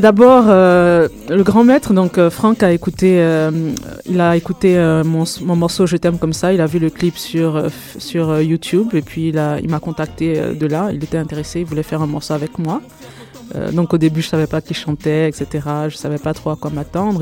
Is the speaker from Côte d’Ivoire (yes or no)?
yes; Côte d’Ivoire; moved away as an adult; now in Canada; je suis née, j'ai grandi en Côte d'Ivoire, je suis arrivée au Canada il y a une dizaine d'années